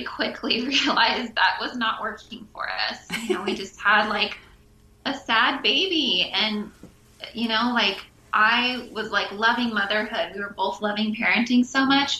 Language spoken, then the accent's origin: English; Pacific Northwest, United States; moved away as an adult; now in Maui, United States; We grew up in the Pacific Northwest, and then a few years into marriage, 11 years ago, we made the move out to Maui